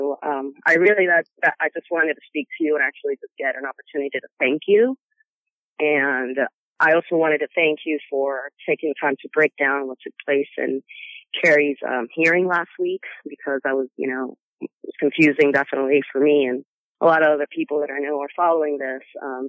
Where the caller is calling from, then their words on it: Sacramento, California, United States; I'm calling from Sacramento, California.